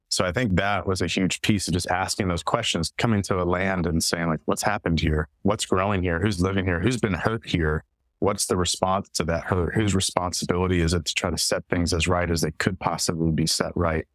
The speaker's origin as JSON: {"language": "English", "region": "East Tennessee", "country": "United States", "tie": "born or raised there", "also_born_or_lived": "Israel and Palestine / Mozambique", "moved": "as an adult", "lives_now": "Shenandoah Valley, Virginia, United States", "said": "I grew up in East Tennessee in the Appalachian Mountains, Central Appalachia, but I've been here kind of in the hinterlands of the Ridge and Valley subsection of the Great Appalachian Valley for a little over 10 years"}